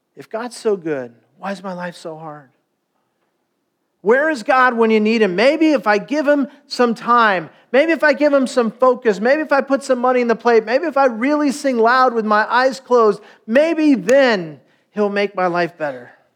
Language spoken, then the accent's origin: English; Stanton, California, United States; I was born in Stanton, California